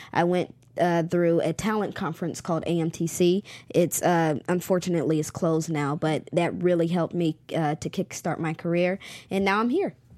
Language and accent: English; Charlotte, North Carolina, United States; my hometown is Charlotte, North Carolina